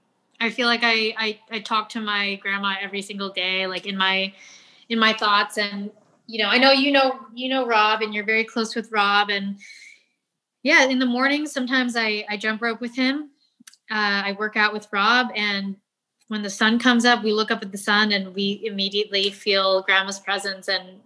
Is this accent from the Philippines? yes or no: yes; Philippines; the fact that I'm doing Filipino food and I am Filipino